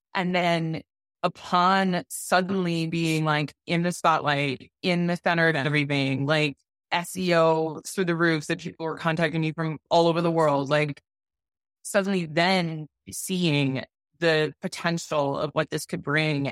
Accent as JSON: {"language": "English", "region": "Wisconsin", "country": "United States", "tie": "born or raised there", "also_born_or_lived": "New York City / Denver, Colorado", "moved": "as an adult", "said": "I was born and raised in Wisconsin"}